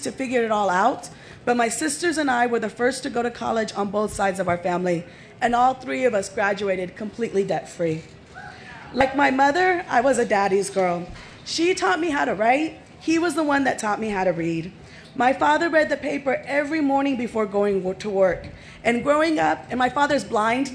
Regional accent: San Antonio, Texas, United States; also born or lived in Fort Gordon, Georgia; we're both from San Antonio

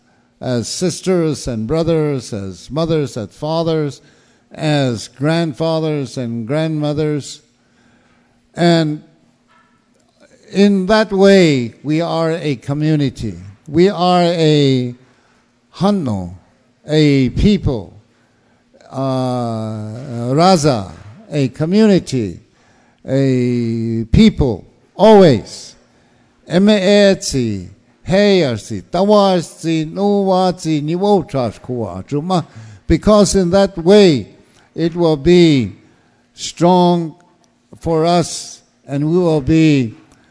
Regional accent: Acoma Pueblo, New Mexico, United States; also born or lived in Tucson, Arizona; now in Tempe, United States; I'm from Aco or Acoma Pueblo in New Mexico, but I live in Tempe, up in Phoenix

